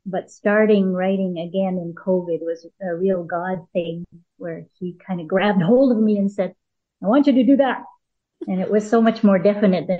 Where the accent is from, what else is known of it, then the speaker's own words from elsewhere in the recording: Edmonton, Alberta, Canada; also born or lived in Calgary; I was raised in Edmonton, born 61, moved to Calgary when I was in my early 20s